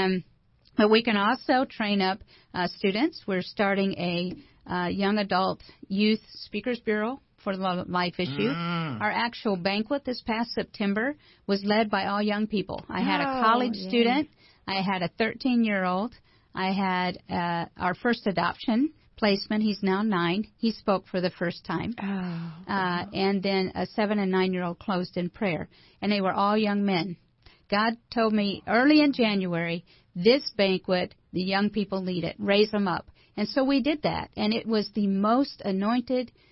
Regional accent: Evansville, Indiana, United States; I volunteered at the pregnancy center in my hometown in Evansville

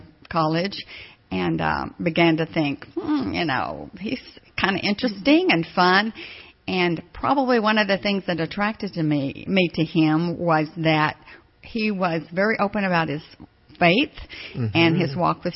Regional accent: Abilene, Texas, United States; also born or lived in Odessa, Texas; I moved to Abilene, Texas when I was in second grade

